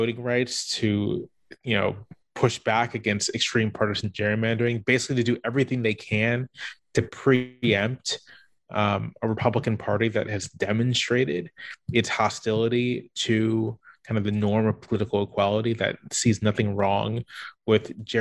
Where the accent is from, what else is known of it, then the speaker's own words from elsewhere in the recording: Virginia Beach, Virginia, United States; I grew up in Virginia Beach